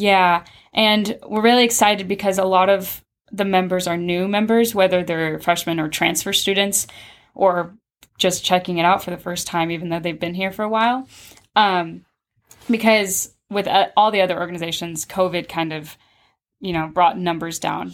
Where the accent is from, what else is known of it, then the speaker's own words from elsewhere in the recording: Pittsburg, Kansas, United States; I was born and raised in Pittsburgh, so I've always lived here.